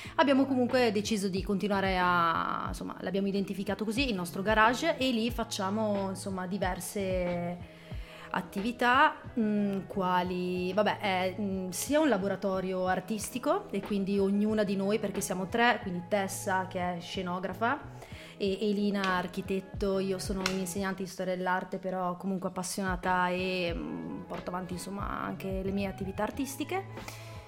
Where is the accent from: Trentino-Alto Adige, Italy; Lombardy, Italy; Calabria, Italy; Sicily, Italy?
Trentino-Alto Adige, Italy; also born or lived in Germany; qua da noi in Trentino